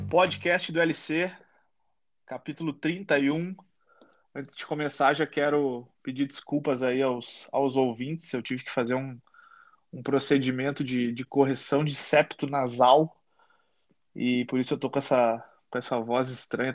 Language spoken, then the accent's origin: Portuguese; Uruguaiana, Rio Grande do Sul, Brazil; Eu sou, eu sou do sul, sou do interior do Rio Grande do Sul, a minha cidade lá é uruguaiana